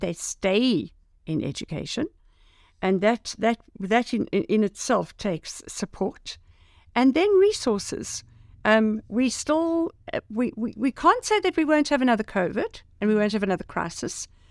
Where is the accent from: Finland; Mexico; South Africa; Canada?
South Africa; as a South African